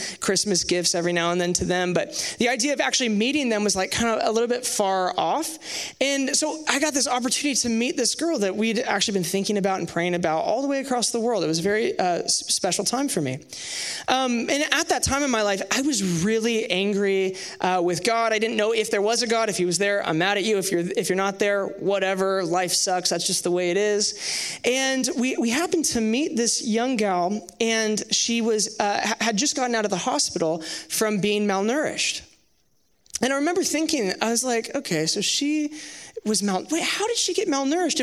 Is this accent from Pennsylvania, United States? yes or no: no; Sherwood, Oregon, United States; I grew up in Sherwood, just down the street from here